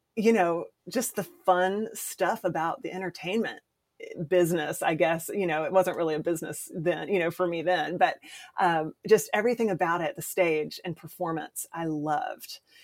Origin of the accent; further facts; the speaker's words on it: Columbia, South Carolina, United States; moved away as an adult; now in Nashville, United States; I started doing community theater in my hometown, Columbia, South Carolina